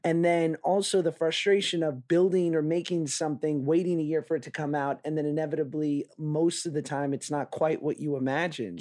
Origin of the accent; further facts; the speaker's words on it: New York, United States; I'm from New York, and, and it's funny you say that, 'cause I remember at eleven taking the cross town bus by myself every day to school.